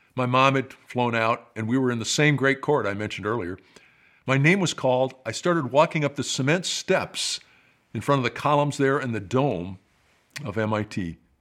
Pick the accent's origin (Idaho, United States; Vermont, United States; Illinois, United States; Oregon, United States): Illinois, United States; Rockford; moved away as an adult; That's my hometown